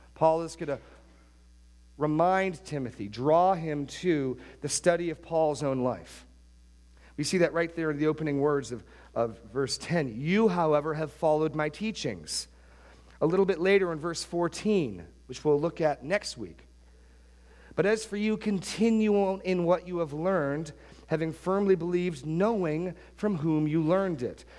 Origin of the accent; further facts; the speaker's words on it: New Hampshire, United States; where I grew up in New Hampshire